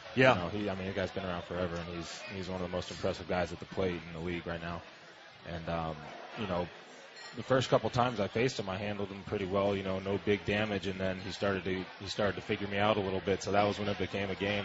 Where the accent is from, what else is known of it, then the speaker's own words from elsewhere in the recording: San Diego, California, United States; I'm from San Diego